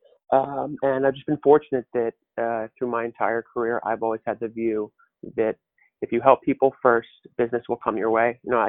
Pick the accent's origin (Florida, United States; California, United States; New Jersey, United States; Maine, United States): New Jersey, United States; moved away as an adult; now in New York City, United States; So I grew up in North Jersey, right outside New York City.